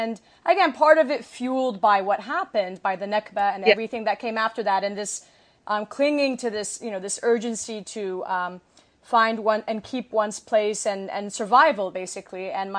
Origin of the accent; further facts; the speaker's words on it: Saudi Arabia; moved away as an adult; also born or lived in Kuwait; I was born in Kuwait and raised in Saudi Arabia and then came here when I was, you know, in college and so on.